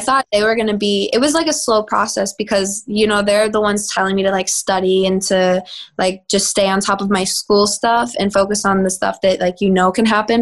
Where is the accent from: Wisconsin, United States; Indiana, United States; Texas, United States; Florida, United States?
Texas, United States; now in Los Angeles, United States; I'm from Texas